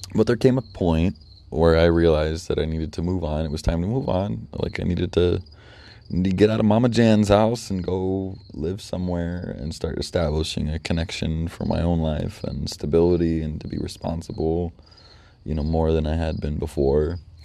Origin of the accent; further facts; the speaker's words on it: North Judson, Indiana, United States; I ended up moving out back to my hometown in North Judson